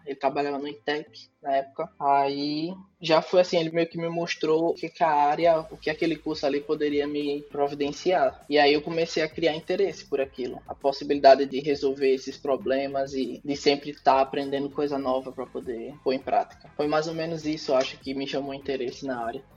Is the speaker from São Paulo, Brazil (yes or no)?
no; Maceió, Alagoas, Brazil; moved away as an adult; now in Stockholm, Sweden; sou de Maceió e atualmente eu moro em Estocolmo, na Suécia. Estou aqui há seis meses.